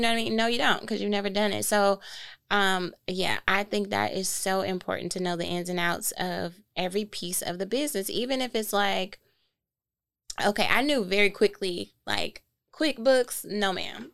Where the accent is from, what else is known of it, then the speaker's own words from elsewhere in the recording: Flint, Michigan, United States; moved away as an adult; also born or lived in New York; now in Detroit, United States; we're both from Flint